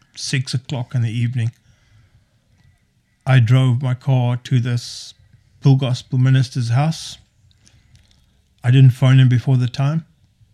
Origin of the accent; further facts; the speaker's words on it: South Africa; played rugby, obviously, being South African, playing rugby